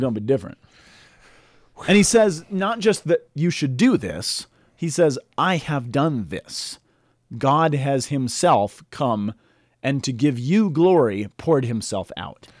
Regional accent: United States; I grew up in the Roman Catholic Church in the United States

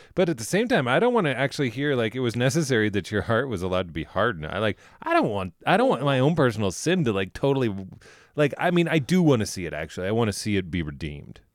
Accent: Denver, Colorado, United States; I grew up in Denver

